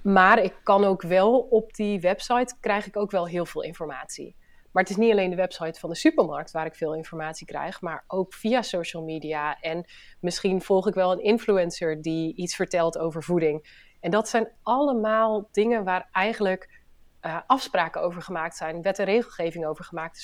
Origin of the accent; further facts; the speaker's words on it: Friesland, Netherlands; now in Tegelen, Netherlands; ik ben Fries. Eh, en ben een oprechte Fries, dus ik eh, praat ook nog veel Fries met, eh, met familie en vrienden.